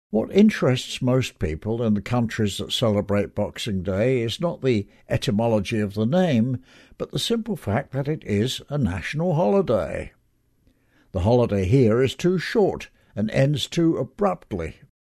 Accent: England, United Kingdom; moved away; when I was growing up in England

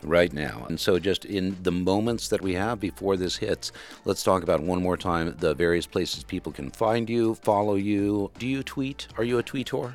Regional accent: Western Kentucky, United States; I'm from Western Kentucky, so it's, if you don't order iced tea, it's sweet tea

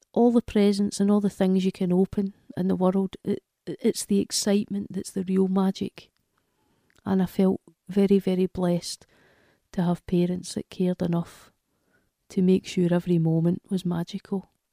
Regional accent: Glasgow, Scotland, United Kingdom; from Glasgow in Scotland

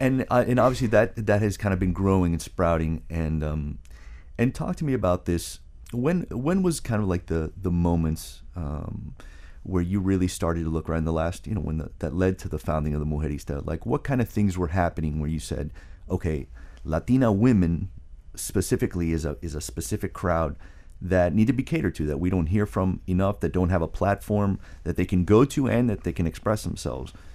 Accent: South Florida, United States; moved away; who grew up in South Florida and left

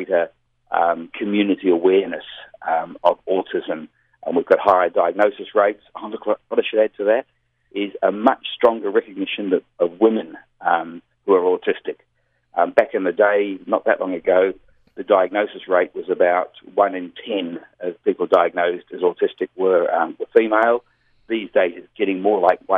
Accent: Melbourne, Victoria, Australia; also born or lived in New Zealand; Melbourne, Australia, which is my hometown

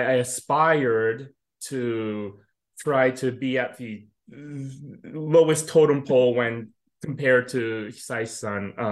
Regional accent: United States; I grew up here in the United States.

